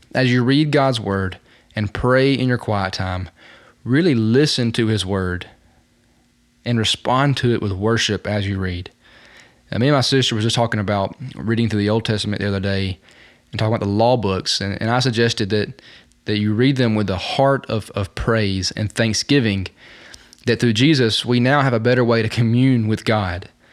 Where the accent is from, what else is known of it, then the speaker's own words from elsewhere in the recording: Talladega, Alabama, United States; Right outside of my hometown of Talladega is Mount Sheehaw. It is the tallest mountain in Alabama